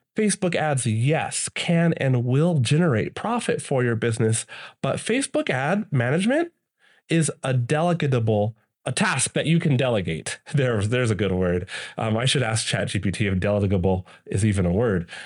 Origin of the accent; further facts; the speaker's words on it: United States; I'm from the States